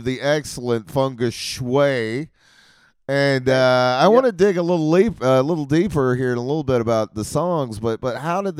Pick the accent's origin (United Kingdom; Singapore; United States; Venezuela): United States; Clemson, South Carolina; now in Athens, Georgia; I grew up in Clemson